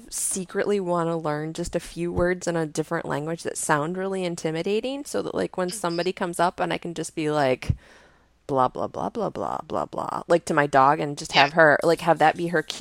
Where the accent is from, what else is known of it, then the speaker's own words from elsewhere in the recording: Indiana, United States; No, I'm from Indiana and I like flutes and journaling.